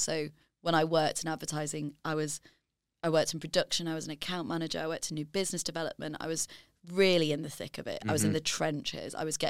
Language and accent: English; Leeds, Yorkshire and the Humber, United Kingdom; because I'm from Leeds and my family are from finance and I had no contacts given to me.